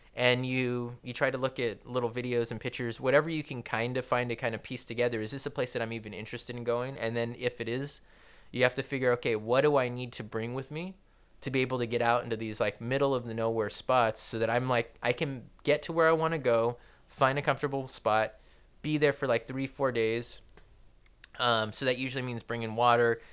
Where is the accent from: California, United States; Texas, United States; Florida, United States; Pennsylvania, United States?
California, United States; Torrance; I wasn't born in Downey. I was born in Torrance.